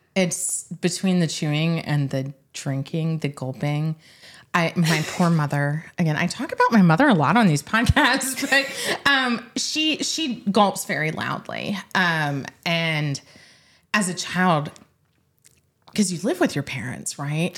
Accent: Middle Tennessee, United States; moved away; I grew up in Middle Tennessee

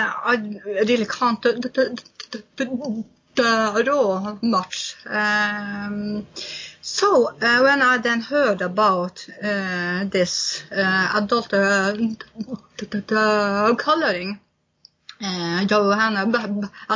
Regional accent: Honningsvåg, Finnmark, Norway; I'm from North Cape, which is on the top of Europe, where I grew up.

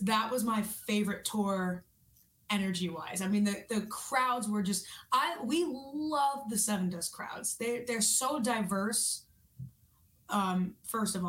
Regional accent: New York, United States; I'm from New York.

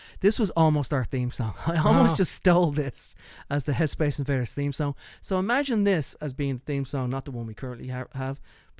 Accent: Ireland; as a poor boy growing up in Ireland

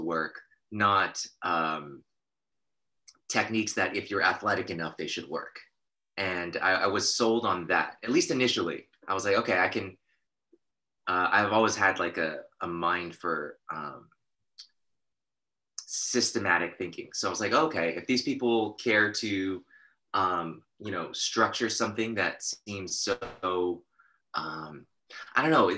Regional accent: Torrance, California, United States; the Gracie Academy, the original institution of jiu-jitsu in America, was in my hometown where I was growing up

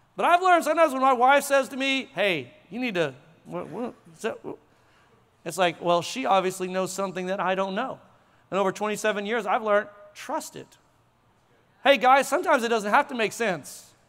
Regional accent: Tulsa, Oklahoma, United States; moved away as an adult; now in Frisco, United States; I'm from Tulsa

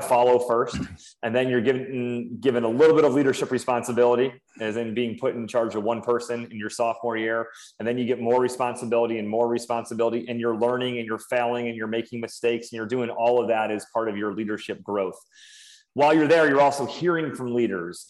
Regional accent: Syracuse, New York, United States; moved away as an adult; now in Fort Bragg, United States; born and raised in Syracuse, New York

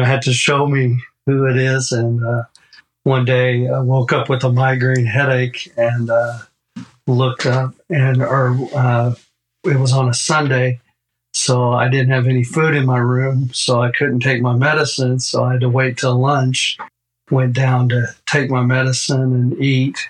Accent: Oklahoma, United States; also born or lived in Japan; I was born in Japan, but I grew up in Oklahoma

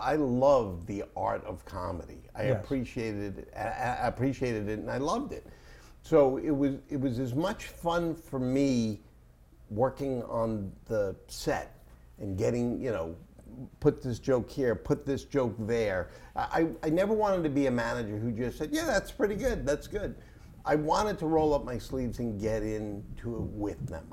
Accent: New York, United States; I'm from New York

